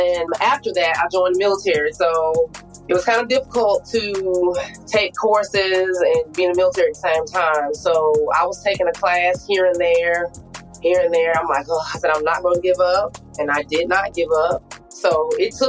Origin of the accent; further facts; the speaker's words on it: Wilmington, Delaware, United States; moved away; also born or lived in Sweetwater, Alabama; So I'm from a small town in Sweetwater, Alabama. I'm originally from Wilmington, Delaware.